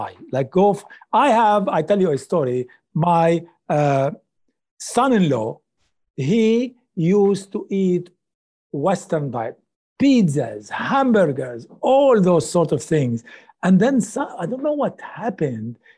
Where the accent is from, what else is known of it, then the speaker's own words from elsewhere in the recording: Lebanon; moved away; also born or lived in Middle East; I come from Lebanon